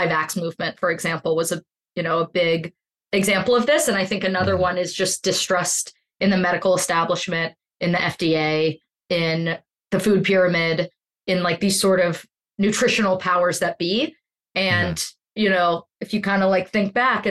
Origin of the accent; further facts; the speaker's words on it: Pittsburgh, Pennsylvania, United States; I'm from Pittsburgh. I'm a Heinz girl.